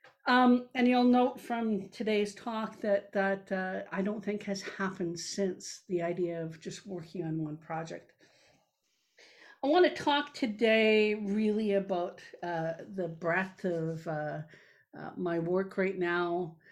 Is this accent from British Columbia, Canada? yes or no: no; Treaty 6, Southern Saskatchewan, Canada; now in Manitoba, Canada; I come from Treaty 6, Southern Saskatchewan, and so I also bid hello to Treaty 6 and to my ancestors and relatives that live in Treaty 6 and now in Treaty 7.